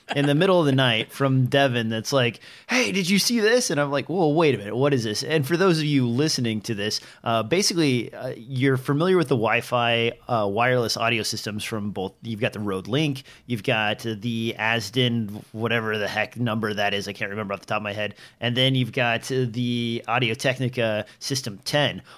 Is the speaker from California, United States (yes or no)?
no; Nebraska, United States; I'm from Nebraska where trees are scarce